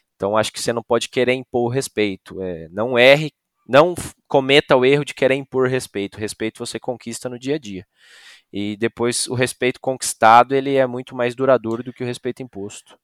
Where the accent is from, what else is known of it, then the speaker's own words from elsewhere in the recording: Novo Hamburgo, Rio Grande do Sul, Brazil; moved away; Eu saí lá do Rio Grande do Sul, de Novo Hamburgo